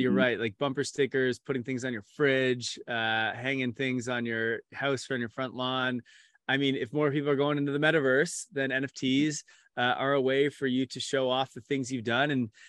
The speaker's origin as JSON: {"language": "English", "country": "Canada", "said": "NHL, my favorite as a Canadian."}